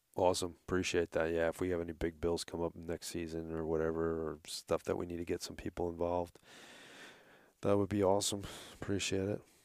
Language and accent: English; New York, United States; accent: New York; moved away; if you haven't noticed my accent